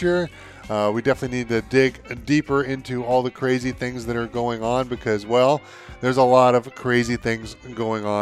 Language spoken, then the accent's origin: English; United States; I'm American